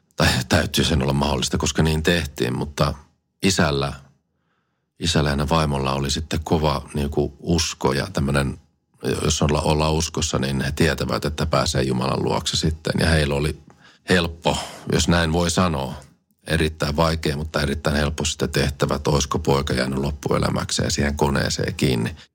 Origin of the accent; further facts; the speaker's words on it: Kotka, Kymenlaakso, Finland; minä olen syntynyt ihan Kotkassa